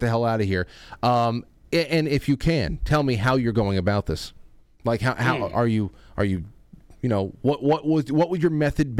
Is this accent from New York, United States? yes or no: yes; Westchester, New York, United States; And I'm from Westchester.